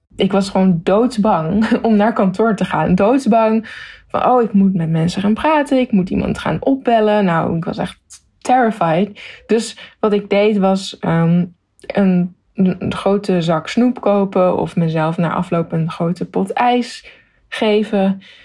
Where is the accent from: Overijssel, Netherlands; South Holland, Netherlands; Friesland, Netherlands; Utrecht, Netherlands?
South Holland, Netherlands; Zoetermeer; moved away as an adult; also born or lived in Leidschendam / The Hague; now in Tokyo, Japan; ik ben dus geboren in Leidsendam, maar dat was omdat ze in Zoetermeer nog geen ziekenhuis hadden. Want daar eh, ben ik opgegroeid